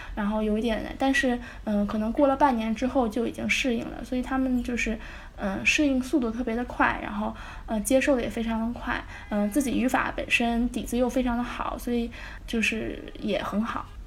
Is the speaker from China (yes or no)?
yes; China; also born or lived in Volgograd, Russia; 我们，就是中国人